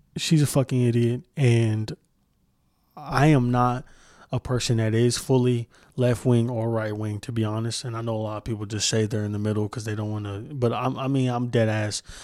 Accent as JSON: {"language": "English", "town": "Moore", "region": "Oklahoma", "country": "United States", "tie": "born or raised there", "said": "I grew up in Moore, Oklahoma"}